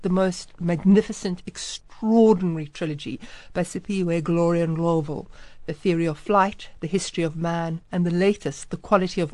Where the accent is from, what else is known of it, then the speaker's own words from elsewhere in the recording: South Africa; as a South African